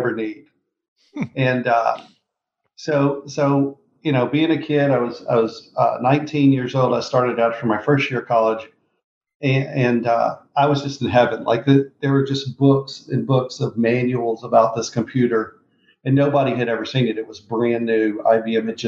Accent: Mississippi, United States; also born or lived in Memphis, Tennessee; I was born in Memphis, Tennessee, grew up in Mississippi.

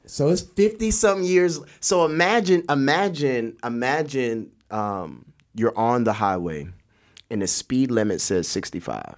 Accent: Florida, United States; I'm Jamaican by blood, uh, Floridian by birth

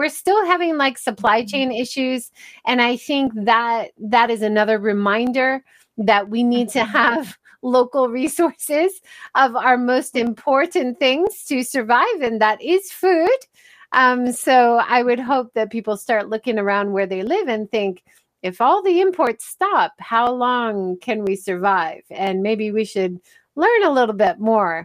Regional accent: Hawaii, United States; I grew up in Hawaii

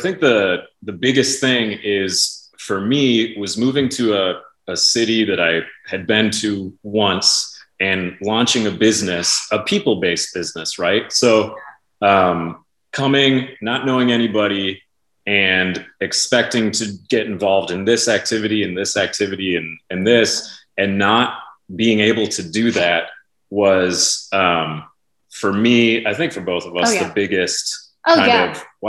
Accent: Midwest, United States; moved away as an adult; also born or lived in Los Angeles, United States / Minnesota, United States; now in Austin, United States; I'm originally from the Midwest

